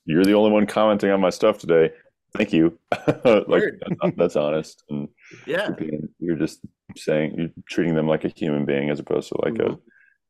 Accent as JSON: {"language": "English", "town": "Rock Hill", "region": "South Carolina", "country": "United States", "tie": "born or raised there", "also_born_or_lived": "Sharon, South Carolina", "said": "I grew up in rural South Carolina. I'm from Rock Hill, South Carolina. Even before that, before living in Rock Hill, I lived the first 11 years of my life in Sharon, South Carolina"}